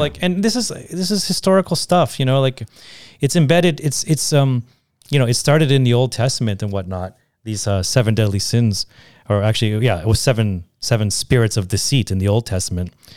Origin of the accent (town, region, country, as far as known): Canada